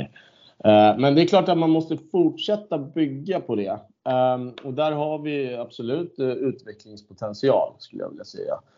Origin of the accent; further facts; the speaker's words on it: Stockholm, Stockholm County, Sweden; jag född och uppvuxen på Södermalm